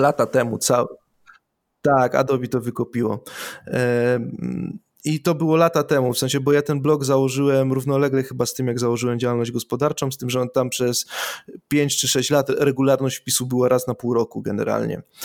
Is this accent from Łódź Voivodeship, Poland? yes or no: no; Silesian Voivodeship, Poland; ja jestem ze Śląska